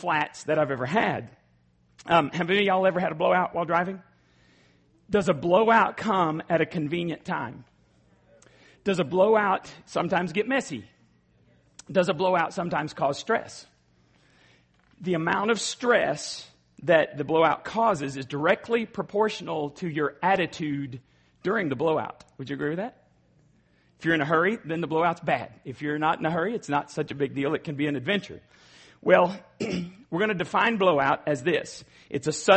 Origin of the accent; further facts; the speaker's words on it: Borger, Texas, United States; Borger, Texas. That's my hometown